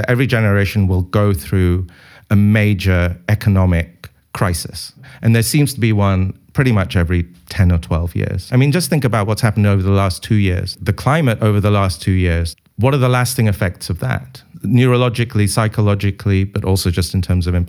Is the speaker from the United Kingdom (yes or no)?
yes; United Kingdom; being British